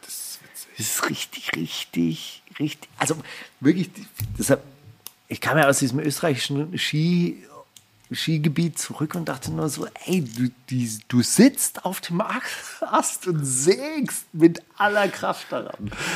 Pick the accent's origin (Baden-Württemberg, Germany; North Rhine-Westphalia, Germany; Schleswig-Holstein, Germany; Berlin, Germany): Baden-Württemberg, Germany; Stuttgart; bei uns in Stuttgart